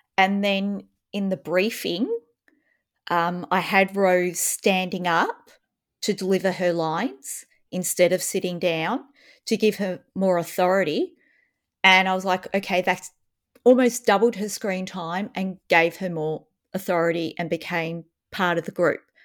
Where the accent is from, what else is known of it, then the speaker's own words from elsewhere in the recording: Australia; as an Australian